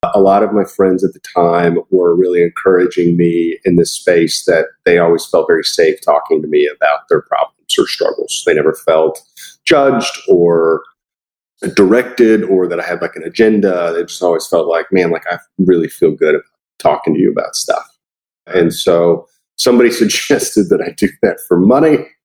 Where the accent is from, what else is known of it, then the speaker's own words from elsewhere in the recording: Florida, United States; I'm originally from Florida